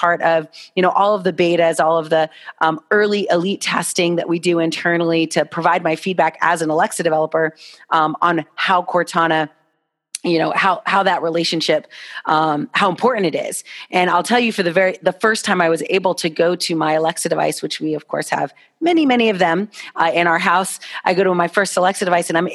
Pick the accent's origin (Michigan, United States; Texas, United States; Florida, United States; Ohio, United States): Florida, United States; Miami; I'm from Miami